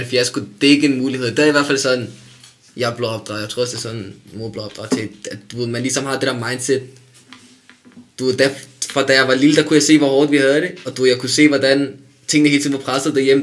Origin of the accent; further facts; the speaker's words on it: Denmark; jeg er også opvokset i et dansk samfund